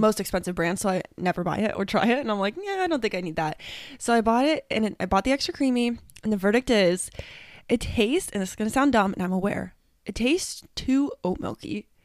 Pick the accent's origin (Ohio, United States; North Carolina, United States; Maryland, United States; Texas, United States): Ohio, United States; two hours north of Columbus; moved away as an adult; my hometown, which is two hours north of where I live